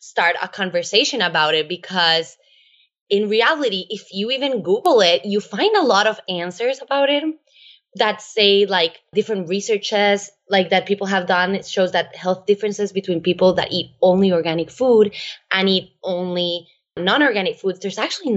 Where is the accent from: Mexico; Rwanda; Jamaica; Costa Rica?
Costa Rica; I am actually Costa Rican. I was born and raised in Costa Rica